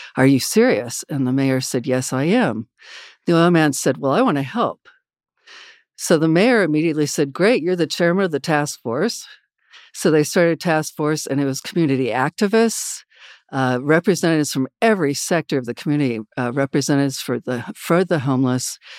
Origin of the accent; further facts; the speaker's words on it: Wichita, Kansas, United States; I grew up in Wichita, Kansas